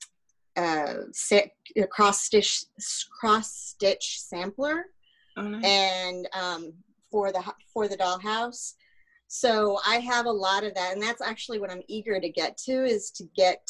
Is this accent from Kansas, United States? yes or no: yes; Kansas, United States; also born or lived in Connecticut; now in Alpharetta, United States; I grew up in Kansas. So the house that I grew up in most of my life was blown away in a tornado